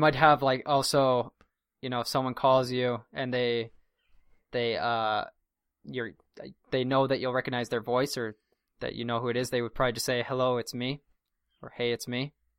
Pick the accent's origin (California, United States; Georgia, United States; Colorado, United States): Colorado, United States; Durango; my hometown in Durango, the area code, which means the, basically the number that precedes the someone's local number is nine seven oh